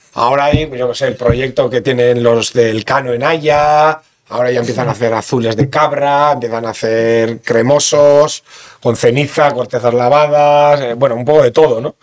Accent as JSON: {"language": "Spanish", "town": "Bergara", "region": "Basque Country", "country": "Spain", "tie": "born or raised there", "also_born_or_lived": "Begoña, Bilbao", "said": "soy de Vergara y me siento de Vergara porque toda la vida he vivido en Vergara"}